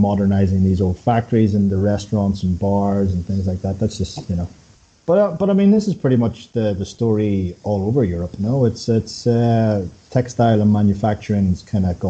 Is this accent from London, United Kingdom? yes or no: no; Belfast, Northern Ireland, United Kingdom; moved away as an adult; also born or lived in South Korea; now in Barcelona, Spain; I'm from Belfast